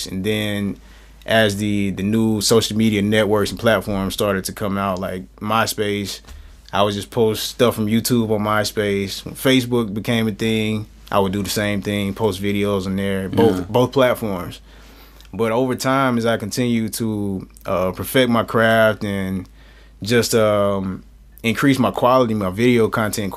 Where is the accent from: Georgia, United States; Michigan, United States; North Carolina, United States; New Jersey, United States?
Georgia, United States; Cartersville; that's my hometown